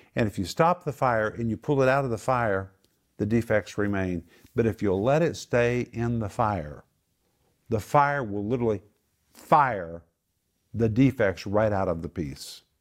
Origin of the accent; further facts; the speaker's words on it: Oklahoma, United States; moved away as an adult; now in Moscow, Russia; We grew up in Oklahoma where we were surrounded by wind, storms, tornadoes